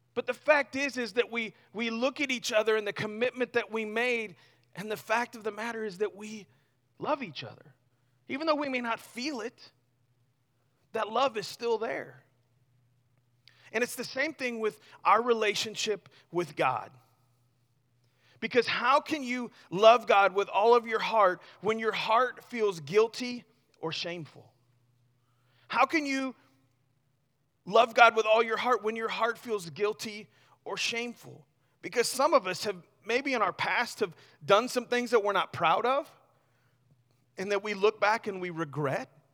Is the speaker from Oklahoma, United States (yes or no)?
no; Missouri, United States; I grew up in Missouri, right? So I'm kinda, you know, half redneck